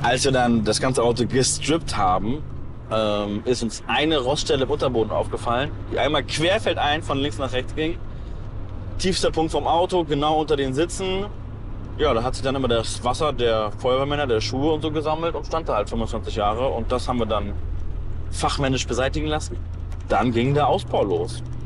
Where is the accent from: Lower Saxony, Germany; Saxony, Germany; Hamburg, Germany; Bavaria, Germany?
Hamburg, Germany; Ich komme aus Hamburg